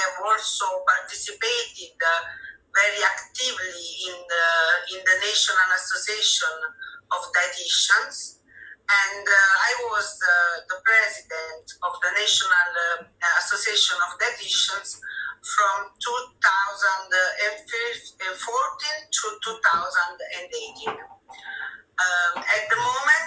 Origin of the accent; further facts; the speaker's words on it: Naples, Campania, Italy; English is a second language; now in Rome, Italy; I was born in Naples, and I live in Rome